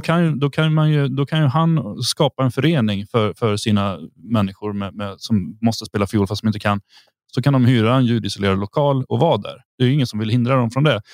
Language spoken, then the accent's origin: Swedish; Sweden; now in Thuringia, Germany; vi är svenskar